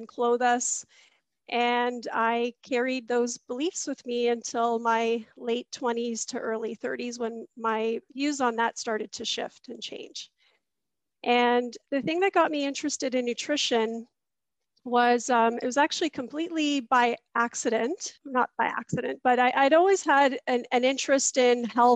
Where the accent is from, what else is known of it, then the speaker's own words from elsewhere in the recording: Mississauga, Ontario, Canada; I grew up in Mississauga, Ontario, which is a suburb of Toronto